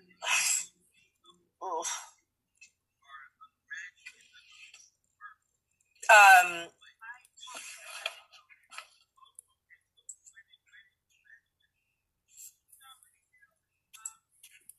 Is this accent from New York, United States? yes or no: yes; New York City, New York, United States; I'm from Queens. I like grew up in a small working class neighborhood